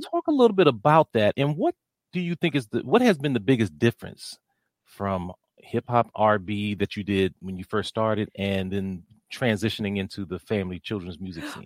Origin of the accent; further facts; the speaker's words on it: Washington, District of Columbia, United States; I grew up here in the Washington, D C area